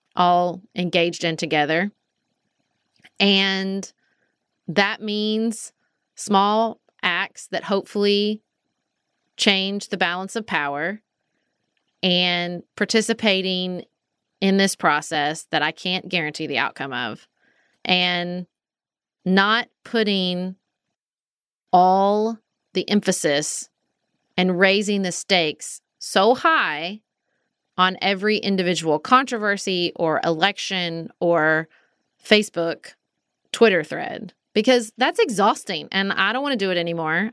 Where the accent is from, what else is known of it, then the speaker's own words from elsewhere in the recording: United States; Do I wanna keep being an American?